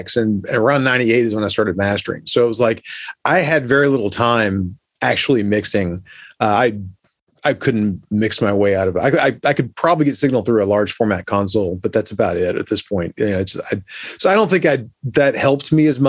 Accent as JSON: {"language": "English", "town": "Orlando", "region": "Florida", "country": "United States", "tie": "born or raised there", "said": "I grew up in Orlando"}